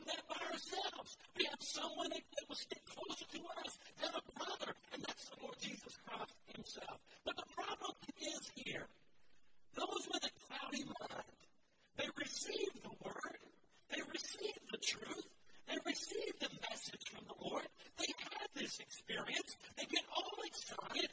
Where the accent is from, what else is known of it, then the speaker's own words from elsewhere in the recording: the mountains of North Carolina, United States; moved away; my hometown, the mountains of North Carolina